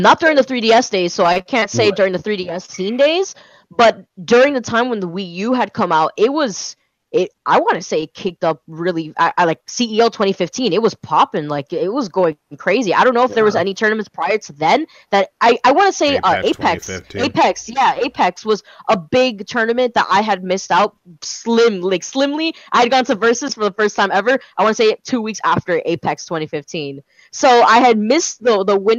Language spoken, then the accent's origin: English; Miami, Florida, United States; I am from Miami